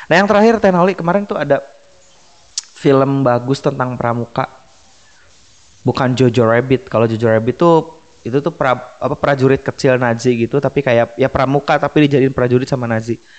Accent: West Java, Indonesia; kayak kita orang Sunda kita nggak mikirin subjek objek predikat kita ngomong Sunda aja gitu

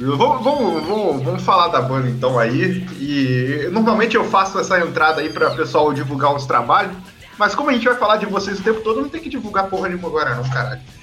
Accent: Vassouras, Rio de Janeiro, Brazil; eu sou de Vassouras

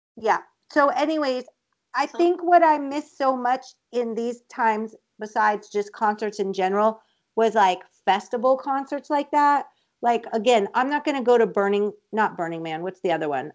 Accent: Colorado, United States; I'm from Colorado

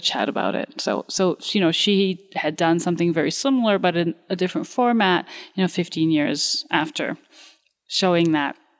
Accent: Romania; moved away; I come from Romania

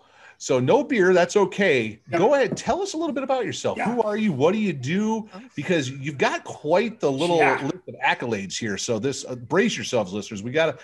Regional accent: Alpena, Michigan, United States; my hometown of Alpena, Michigan.

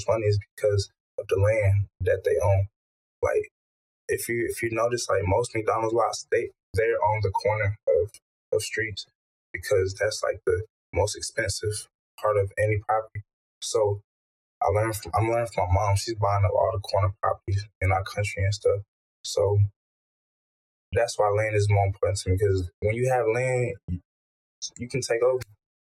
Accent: Togo; moved away; my country. I was born in Togo

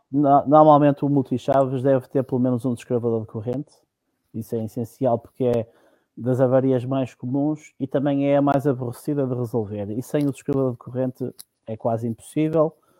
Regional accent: Minho, Portugal; also born or lived in Cova da Piedade, Almada / Carcavelos; a minha vinda para, digamos, para as origens foi logo muito cedo, por volta dos três anos e tal, vim para cima e por cá fiquei. Portanto, eu considero minhoto e não Lisboeta ou, ou do Sul.

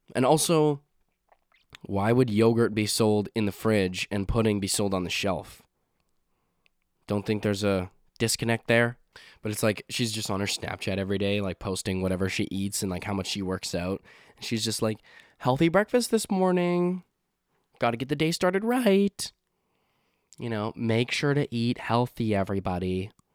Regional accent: Saskatchewan, Canada; now in Nova Scotia, Canada; I'm from a province called Saskatchewan

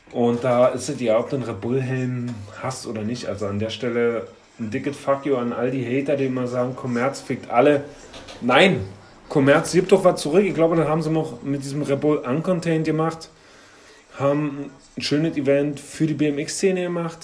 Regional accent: Berlin, Germany; ich als alter Köpenicker

